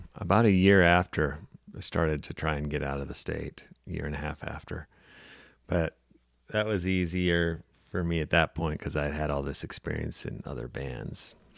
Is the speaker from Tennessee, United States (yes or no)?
no; Montana, United States; moved away; also born or lived in Missoula; born and raised in Montana.